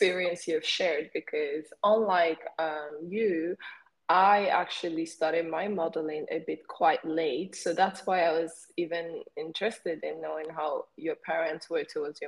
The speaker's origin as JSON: {"language": "English", "country": "Sweden", "said": "Learn my Swedish because you know I'm from Sweden"}